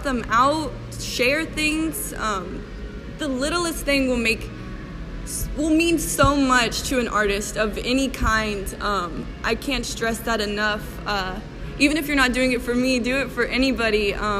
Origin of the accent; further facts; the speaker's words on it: Mobile, Alabama, United States; moved away as an adult; now in Kansas City, United States; I have an internship waiting for me back in my hometown of Mobile, Alabama